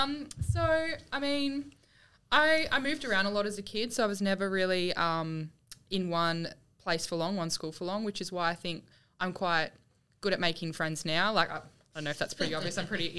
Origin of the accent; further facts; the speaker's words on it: Yarrawonga, Victoria, Australia; also born or lived in Albury-Wodonga / Wangaratta; Country Victoria.